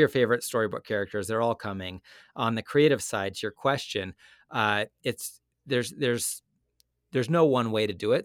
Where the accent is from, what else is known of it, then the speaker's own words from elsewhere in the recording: Utah, United States; moved away as an adult; also born or lived in Connecticut; I moved from Connecticut to Utah, and I grew up in Utah, and I left eleven years ago for business school, and I've just now come back